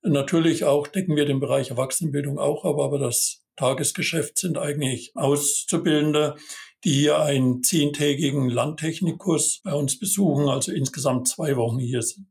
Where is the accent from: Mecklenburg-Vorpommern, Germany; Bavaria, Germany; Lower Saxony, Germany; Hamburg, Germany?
Bavaria, Germany; moved away as an adult; also born or lived in Thuringia / Westphalia-Lippe; gebürtiger Bayer und habe da auch meine Ausbildung gemacht